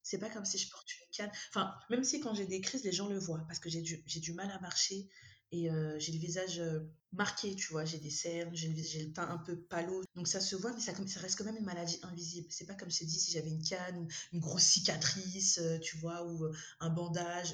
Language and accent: French; Madagascar; je suis malgache, donc africaine